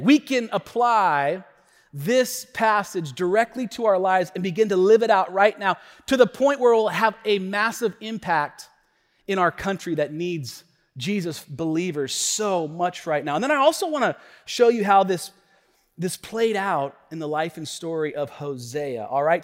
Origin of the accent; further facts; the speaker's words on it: United States; We, we have this spirit in our country of, of cultural Christianity